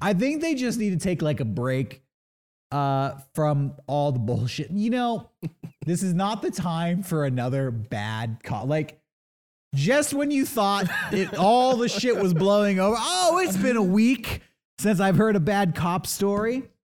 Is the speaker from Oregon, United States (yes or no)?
no; San Diego, California, United States; I grew up in San Diego.